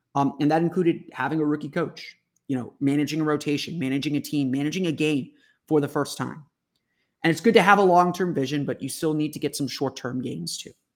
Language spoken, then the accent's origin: English; Orlando, Florida, United States; I grew up here in Orlando